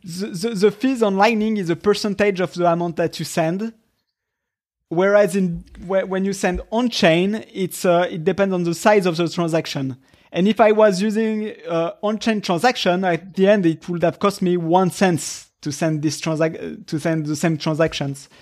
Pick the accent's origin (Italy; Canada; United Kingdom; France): France; moved away as an adult; now in Japan; I come from Europe where everything is, was, uh, uh, uh, in France